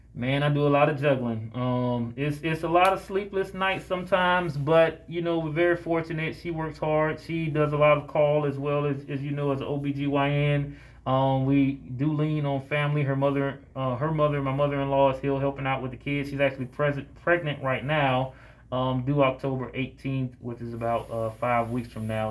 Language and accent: English; Jacksonville, Florida, United States; now in Atlanta, United States; I'm born and raised in Jacksonville, Florida